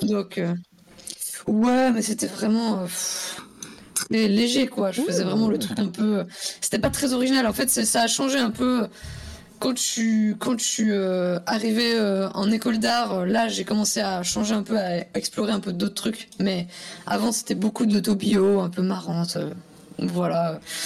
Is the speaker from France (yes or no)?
no; Switzerland; moved away; moi je viens de Suisse à la base